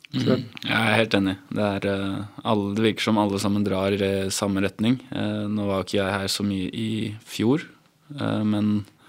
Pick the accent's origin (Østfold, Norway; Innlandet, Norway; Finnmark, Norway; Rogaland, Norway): Innlandet, Norway; Hamar; now in Moss, Norway; men jeg kommer jo egentlig fra Hamar.